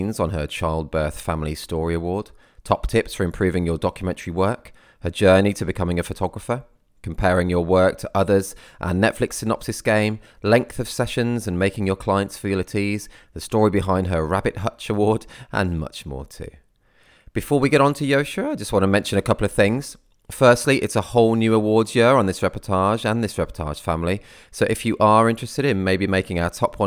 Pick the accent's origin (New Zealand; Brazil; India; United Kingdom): United Kingdom; I am British.